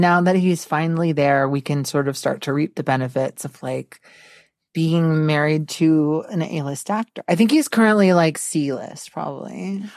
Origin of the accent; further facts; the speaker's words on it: Texas, United States; I was born in Texas